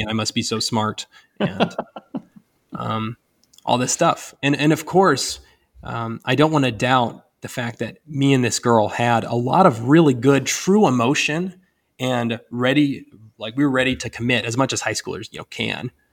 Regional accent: Northwest Ohio, United States; moved away as an adult; now in Indiana, United States; I'm from Northwest Ohio

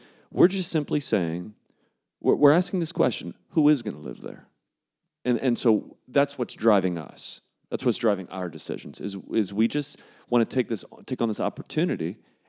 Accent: Ohio, United States; Like, I don't really think of myself as culturally Ohio, even though I grew up in Ohio.

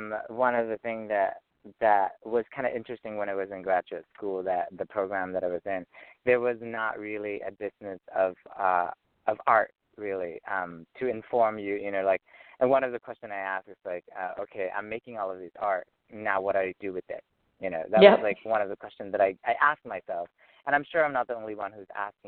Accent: Vietnam; now in United States; Well, as an artist, I came from Vietnam and in 95, and so I'm here in the Orange County, Los Angeles area for almost 20 years.

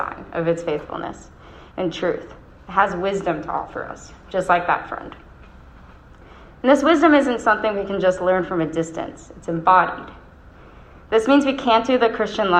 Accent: Rochester, New York, United States; accent: Rochester; my Rochester accent

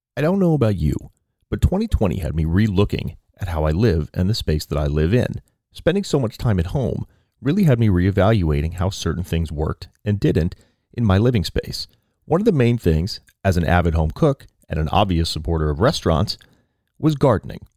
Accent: East Coast, United States; now in California, United States; I'm from the East Coast originally.

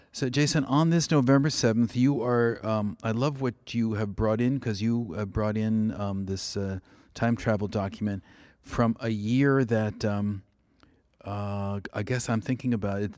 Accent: California, United States; also born or lived in New England; now in New Haven, United States; I'm from California

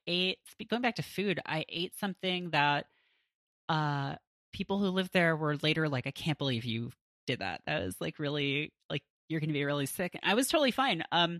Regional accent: Canada; moved away as an adult; also born or lived in Toronto / West Coast (US); now in New York, United States; that, I was living on the West Coast for grad school. Prior to that, I grew up in Canada. So I spent like a minute in the States, more time on the West Coast than on the East.

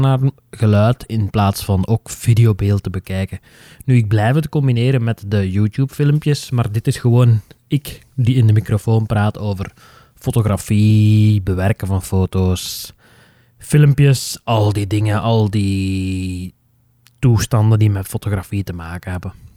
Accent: Flanders, Belgium; onze Noorderburen die mijn dialect niet zo goed begrijpen

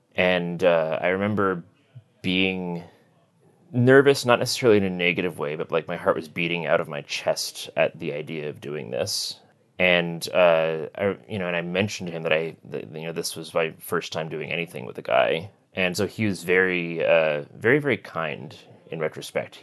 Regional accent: Connecticut, United States; now in New York City, United States; I grew up in Connecticut, sort of the northwest corner of the state

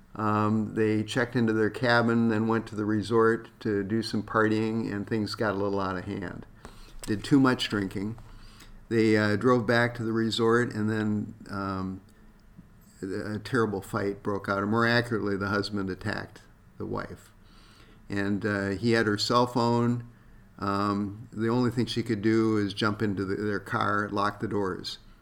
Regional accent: South Dakota, United States; now in Minnesota, United States; growing up in South Dakota

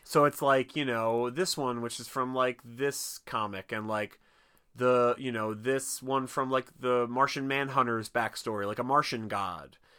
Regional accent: Philadelphia, Pennsylvania, United States; I'm a Philadelphian

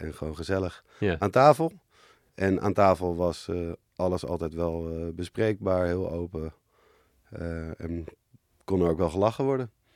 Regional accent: Amsterdam, North Holland, Netherlands; we hebben eerst op de Bloemgracht in, eh, Amsterdam gewoond.

